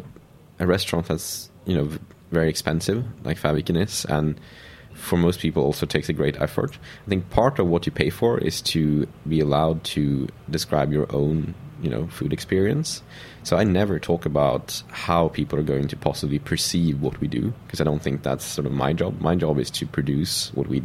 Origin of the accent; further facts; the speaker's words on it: Sweden; English is a second language; also born or lived in Paris, France; being Swedish, growing up in the Nordic region, growing up in the countryside